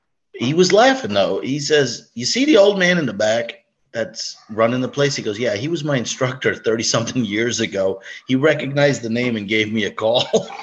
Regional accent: Brooklyn, New York, United States; moved away as an adult; now in Florida, United States; Well, I'm 50 years old, born and raised in Brooklyn, moved down to Florida when my father retired early. Been down south since I was 21.

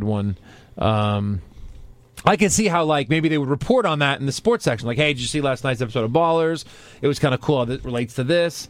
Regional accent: New York, United States; I remember growing up in New York

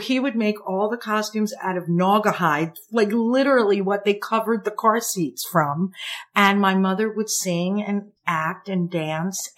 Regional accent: Long Island, New York, United States; I grew up on Long Island.

